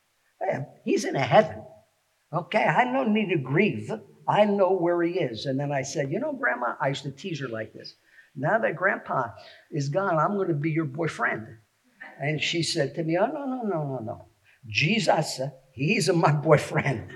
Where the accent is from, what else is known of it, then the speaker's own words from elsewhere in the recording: New York City, New York, United States; also born or lived in Scarsdale, New York; now in Phoenixville, United States; I've lived here in the Phoenixville area for 30 plus years, but I grew up in the Bronx, New York, and then lived in Scarsdale